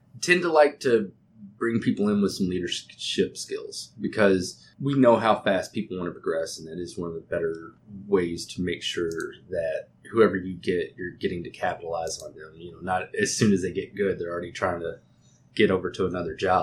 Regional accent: Texas, United States; accent: Texas; being in Texas, we're always going to get a little bit of it. I mean, I have an accent

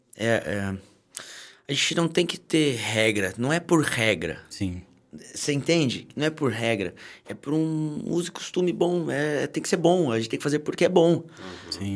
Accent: Taubaté, São Paulo, Brazil; sou de Taubaté.

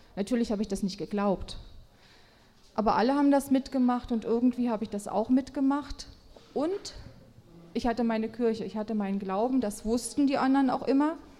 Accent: a small town in Thuringia, Germany; now in Nordhausen, Germany; 1965, in einer thüringischen Kleinstadt geboren

